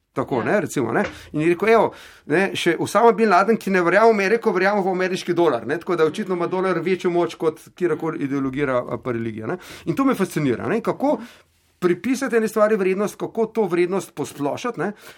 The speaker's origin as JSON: {"language": "Slovenian", "country": "Slovenia"}